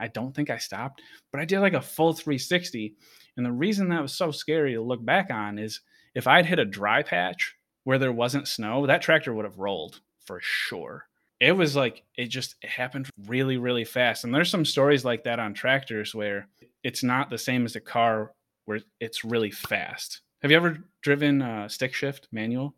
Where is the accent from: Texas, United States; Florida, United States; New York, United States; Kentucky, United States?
New York, United States; Rochester, Buffalo area of upstate; now in San Diego, United States; where I grew up in New York